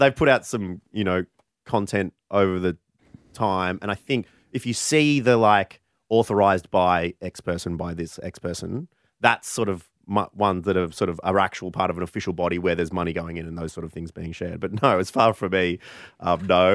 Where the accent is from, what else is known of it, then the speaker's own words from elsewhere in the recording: near Framlingham, Victoria, Australia; this place is so close to my hometown